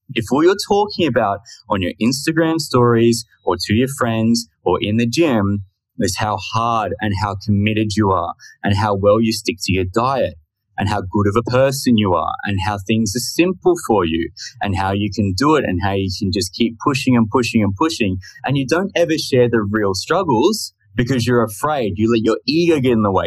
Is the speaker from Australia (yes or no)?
yes; Australia; I'm just from Australia. So I thought I'd put that in in case you're unaware and couldn't tell by the accent